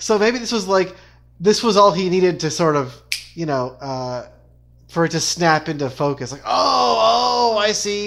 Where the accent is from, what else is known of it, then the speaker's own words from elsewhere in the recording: United States; as an American